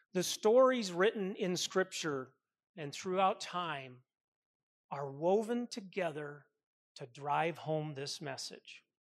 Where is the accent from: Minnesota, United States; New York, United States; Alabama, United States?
Minnesota, United States; I grew up with him in Minnesota